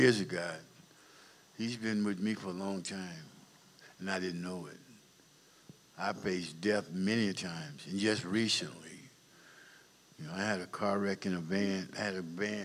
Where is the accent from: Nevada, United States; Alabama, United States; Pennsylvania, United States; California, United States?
California, United States; Compton; also born or lived in Dallas, Texas; I was raised in Compton, California, basically all my life